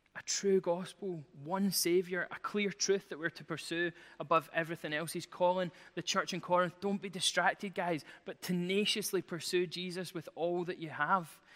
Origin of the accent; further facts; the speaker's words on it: Glasgow, Scotland, United Kingdom; I'm from Glasgow